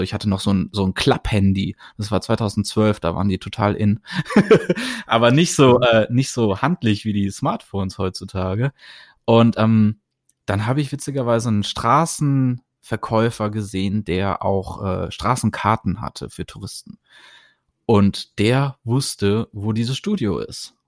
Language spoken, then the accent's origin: German; Germany; moved away; ich bin aus Deutschland